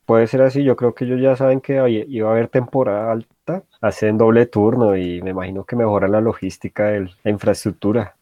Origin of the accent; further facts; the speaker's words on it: Colombia; yo me imagino que de la mayoría de colombianos